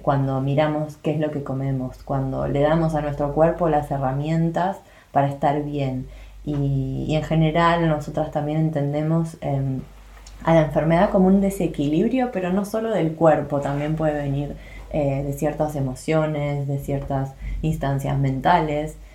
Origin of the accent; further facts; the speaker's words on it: Buenos Aires, Argentina; moved away as an adult; now in France; soy argentina, de Buenos Aires más precisamente, eso lo deschaba mi acento